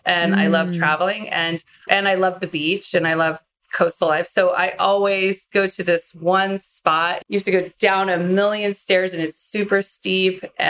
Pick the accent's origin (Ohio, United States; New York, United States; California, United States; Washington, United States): California, United States; San Francisco; I grew up in San Francisco.